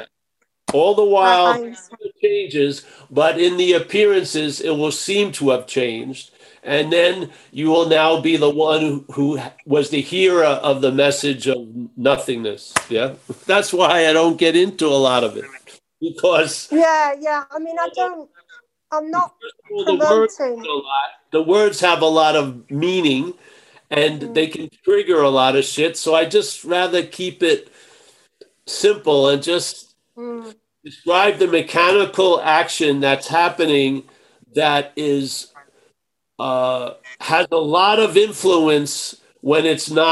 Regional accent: Long Island, New York, United States; moved away; I grew up in Long Island

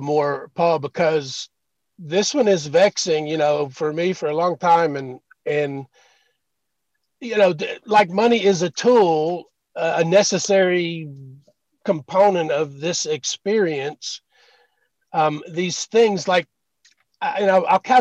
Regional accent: Lexington, Kentucky, United States; I just moved back to Lexington, my hometown, from another part of the state

